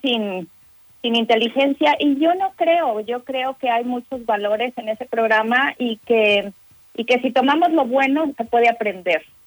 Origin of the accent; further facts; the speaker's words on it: Mexico; now in United States; los mexicanos, los latinos, y es algo que, que llevamos en la sangre